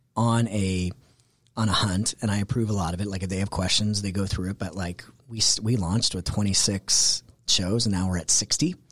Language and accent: English; Canada; moved away as an adult; also born or lived in New York City; now in Atlanta, United States; I'm originally Canadian and, um, and moved to the States because that's where the opportunity was